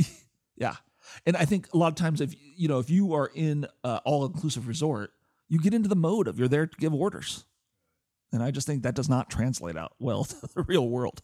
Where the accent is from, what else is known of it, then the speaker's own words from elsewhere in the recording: Portland, Oregon, United States; I grew up in Portland, Oregon